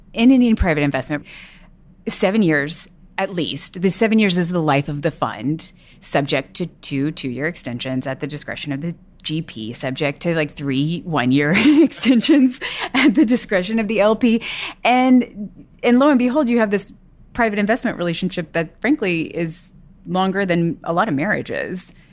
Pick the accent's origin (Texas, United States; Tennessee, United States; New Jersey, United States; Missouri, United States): Texas, United States; I grew up in Texas